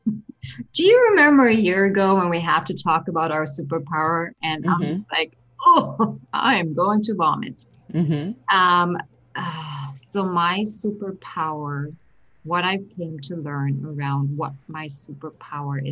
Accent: Berlin, Germany; now in United States; Born and raised in Berlin, Germany.

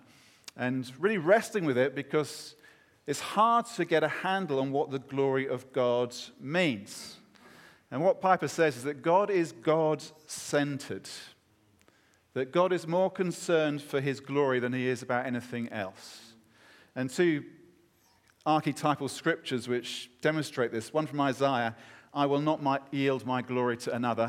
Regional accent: United Kingdom; as a Brit

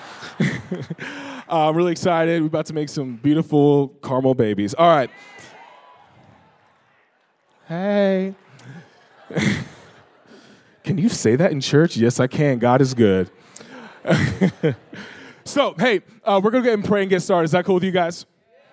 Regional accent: Joplin, Missouri, United States; I grew up in Missouri, Joplin, Missouri

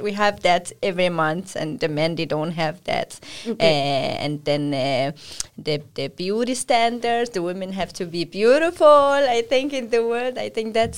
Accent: Morocco; I am from Morocco

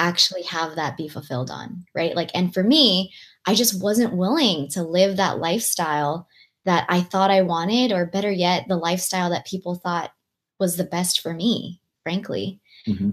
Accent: Long Beach, California, United States; English is a second language; girl growing up in Long Beach, California

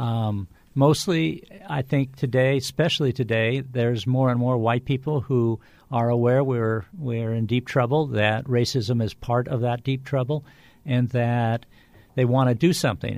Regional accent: California, United States; I grew up in California

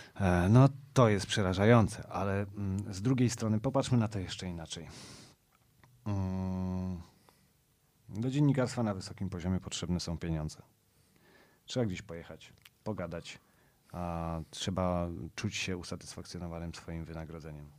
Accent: Warsaw, Masovian Voivodeship, Poland; ja jestem z Pragi Północ, z Kijowskiej, z, z Długasa naprzeciwko Dworca Wschodniego

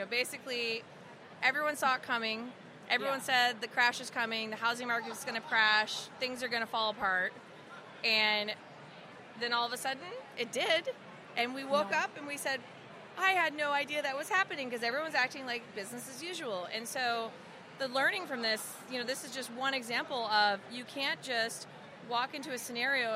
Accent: Louisiana, United States; we're both actually from Louisiana

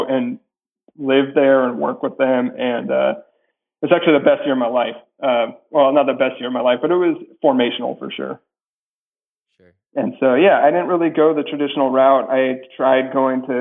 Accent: Steamboat Springs, Colorado, United States; moved away; I grew up in Colorado in a pretty small town called Steamboat Springs.

